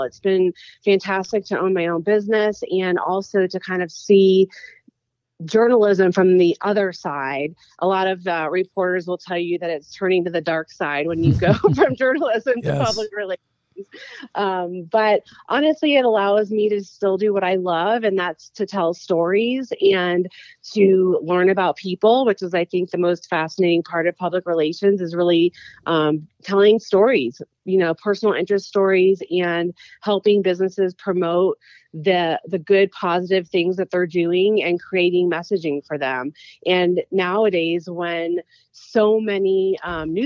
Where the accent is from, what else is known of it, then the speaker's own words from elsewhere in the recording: Sarasota, Florida, United States; I moved back to Sarasota, which was my hometown